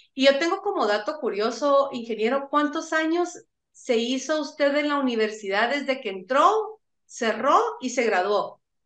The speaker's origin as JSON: {"language": "Spanish", "country": "Guatemala", "said": "como guatemalteco, como profesional"}